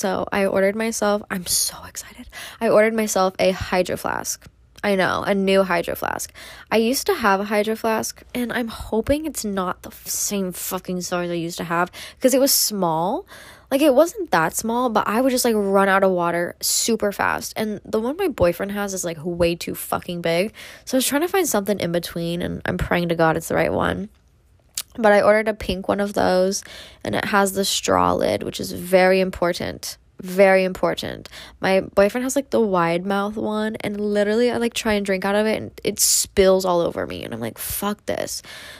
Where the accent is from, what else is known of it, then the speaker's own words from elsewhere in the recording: Midwest, United States; don't have any of those fun, fancy little matcha places like they do in LA and New York, because I'm from the Midwest.